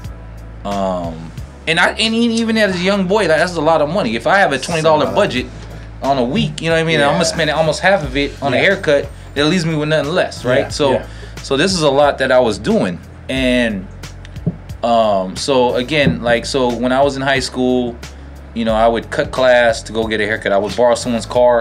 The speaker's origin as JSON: {"language": "English", "town": "South San Francisco", "region": "California", "country": "United States", "tie": "born or raised there", "also_born_or_lived": "Daly City", "said": "I grew up in South City, Daly City, Westboro area"}